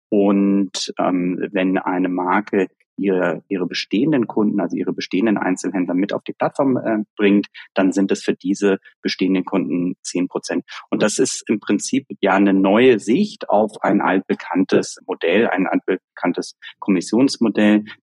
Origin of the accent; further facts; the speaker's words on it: Germany; können wir beide auch als Deutsche äh, sagen, ich glaube, dass, dass wir ja oft etwas, etwas konservativer an, an Dinge rangehen